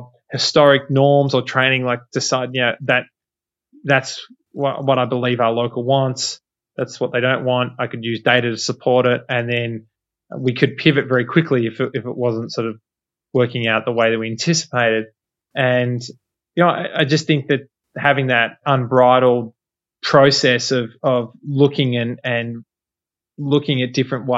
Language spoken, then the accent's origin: English; Australia; moved away as an adult; now in United States; I'm Aussie